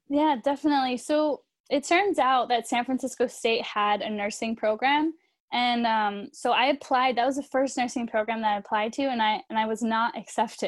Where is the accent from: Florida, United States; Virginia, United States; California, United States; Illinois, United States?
California, United States; also born or lived in Chicago; I'm from California